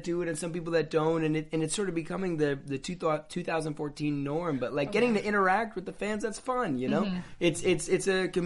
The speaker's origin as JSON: {"language": "English", "town": "Woodstock", "region": "New York", "country": "United States", "tie": "born or raised there", "also_born_or_lived": "Manhattan, New York / Toronto / Los Angeles", "moved": "yes", "said": "I was born in Manhattan, and then I lived there until I was about 7 years old. Then we moved upstate to Woodstock, New York."}